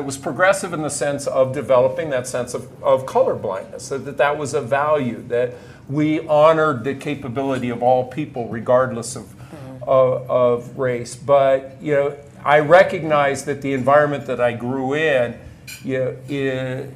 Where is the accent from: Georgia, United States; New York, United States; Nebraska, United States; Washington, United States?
Nebraska, United States; moved away as an adult; I grew up on a farm near a small community in Nebraska